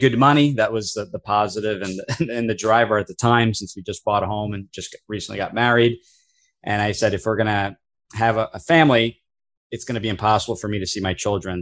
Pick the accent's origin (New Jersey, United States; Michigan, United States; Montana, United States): New Jersey, United States; I am born and raised in New Jersey